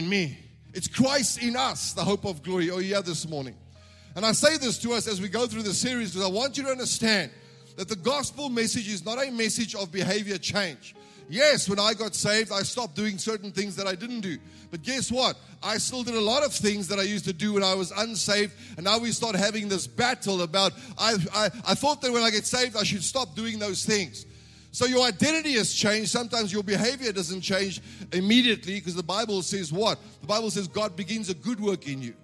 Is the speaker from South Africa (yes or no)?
yes; South Africa; I'm born in this country. I'm a South African citizen.